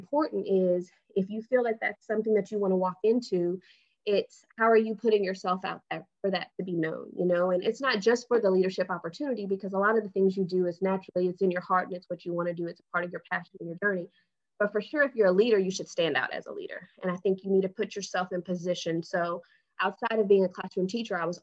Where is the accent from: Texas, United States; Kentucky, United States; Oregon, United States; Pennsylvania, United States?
Texas, United States; Houston; So I currently live in Houston, Texas. I grew up here in Houston, Texas.